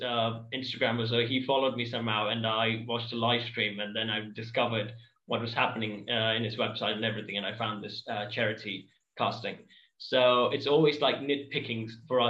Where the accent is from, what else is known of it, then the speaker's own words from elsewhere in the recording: Batticaloa, Eastern Province, Sri Lanka; I'm from Bettiklow, Sri Lanka